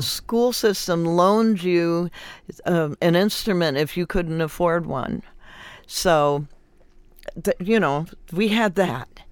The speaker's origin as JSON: {"language": "English", "town": "Compton", "region": "California", "country": "United States", "tie": "born or raised there", "said": "I grew up in Compton"}